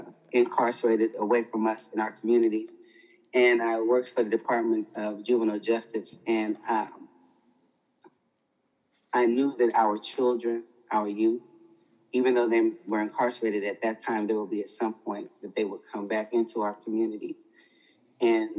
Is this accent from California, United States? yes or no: yes; Oakland, California, United States; growing up in the Bay Area in Oakland